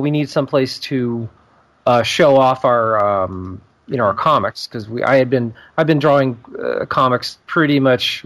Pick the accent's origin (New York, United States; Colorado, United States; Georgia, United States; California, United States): Georgia, United States; Atlanta; I'm born and raised in Atlanta